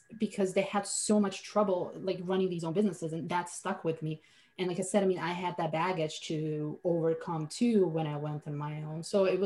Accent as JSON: {"language": "English", "country": "Slovenia", "tie": "born or raised there", "second_language": "English", "moved": "as an adult", "lives_now": "United States", "said": "I was born and raised in Europe, in Slovenia, a tiny country of 2 million people."}